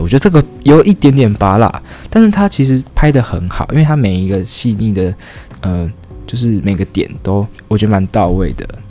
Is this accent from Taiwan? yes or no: yes; Taiwan; 我们台湾人